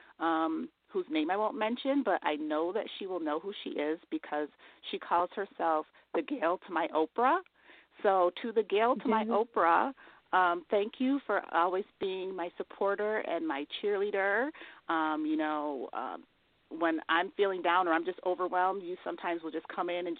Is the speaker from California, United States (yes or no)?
no; Elmira, New York, United States; my hometown, which is Elmira, New York